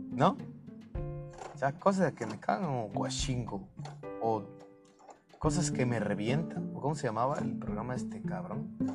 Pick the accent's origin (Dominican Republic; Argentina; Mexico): Mexico; yo soy de México